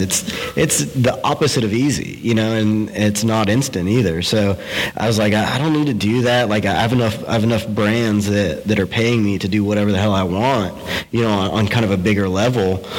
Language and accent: English; DeLand, Florida, United States; now in Orlando, United States; I grew up in a little town uh, in Florida called Deland between Daytona Beach and Orlando